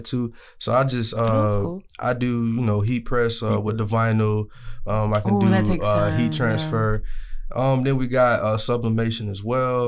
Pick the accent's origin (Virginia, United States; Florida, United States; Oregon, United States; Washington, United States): Florida, United States; Jacksonville; I'm from Duval